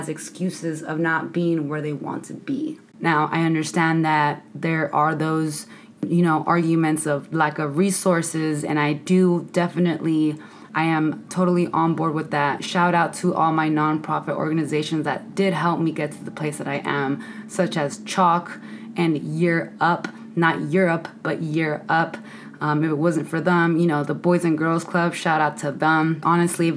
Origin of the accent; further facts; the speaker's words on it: San Francisco, California, United States; moved away as an adult; I come from San Francisco, the Mission District, 415 all the way, born and raised in the city.